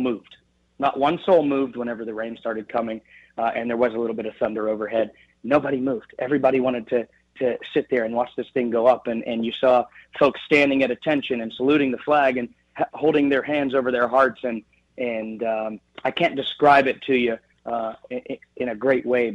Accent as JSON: {"language": "English", "town": "Beaver", "region": "Pennsylvania", "country": "United States", "tie": "born or raised there", "lives_now": "Slippery Rock, United States", "said": "my days in Beaver, Pennsylvania, my hometown"}